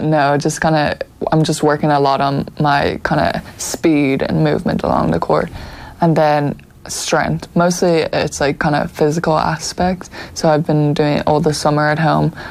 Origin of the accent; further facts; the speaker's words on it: Dublin, Leinster, Ireland; moved away as an adult; also born or lived in Florida, United States; we grew up in Donnybrook